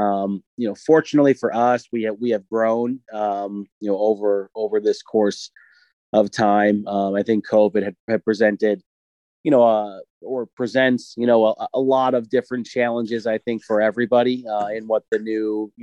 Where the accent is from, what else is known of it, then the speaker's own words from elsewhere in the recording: New York, United States; now in Tampa, United States; I'm originally from New York, but currently living here in sunny Tampa, Florida.